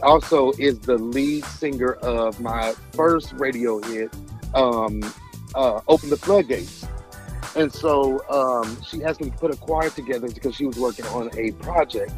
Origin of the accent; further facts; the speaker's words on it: Indianapolis, Indiana, United States; moved away as an adult; now in Houston, United States; I'm originally from Indianapolis, of course, and I moved to Houston, Texas about uh, a year and a half ago